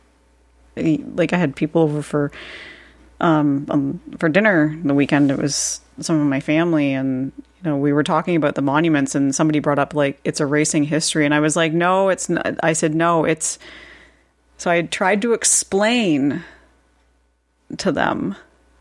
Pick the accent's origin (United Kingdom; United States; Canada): Canada; as a Canadian